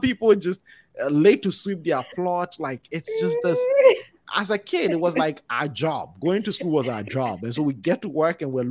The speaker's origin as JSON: {"language": "English", "country": "Ghana", "tie": "born or raised there", "said": "a kid growing up in Ghana."}